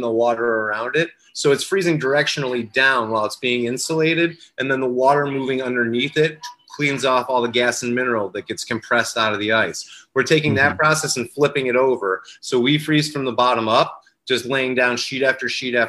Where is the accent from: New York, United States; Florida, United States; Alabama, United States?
New York, United States; Rochester; also born or lived in Los Angeles; I grew up here in Rochester, and when I was 22, I left for Los Angeles